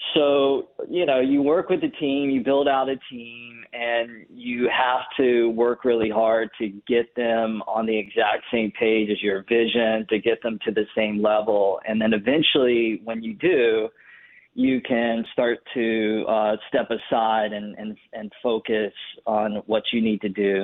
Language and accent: English; North Carolina, United States; now in Los Angeles, United States; I live in Los Angeles, big city, lots of people, lots of activity going on. I grew up in North Carolina